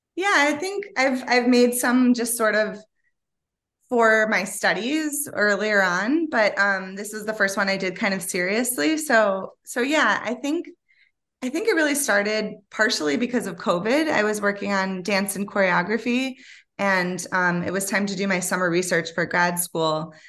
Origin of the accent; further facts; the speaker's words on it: Ann Arbor, Michigan, United States; also born or lived in Detroit / New York; where I grew up in Ann Arbor